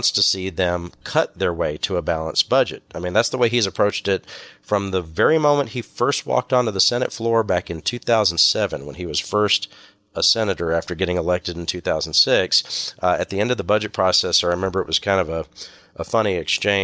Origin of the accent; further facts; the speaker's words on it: Wharton County, Texas, United States; as a kid growing up in Wharton County